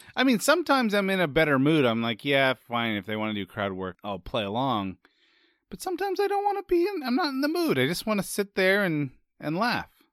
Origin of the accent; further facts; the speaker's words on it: San Francisco, California, United States; I'm from San Francisco, which is famously foggy